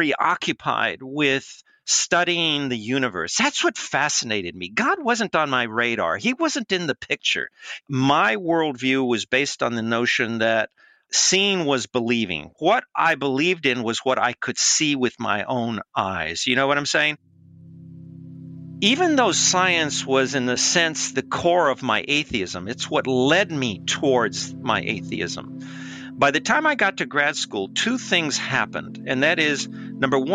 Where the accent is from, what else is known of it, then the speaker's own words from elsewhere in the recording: Los Angeles, California, United States; I was born in East Los Angeles